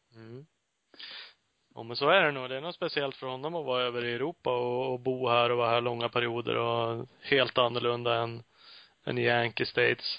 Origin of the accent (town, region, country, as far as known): Sweden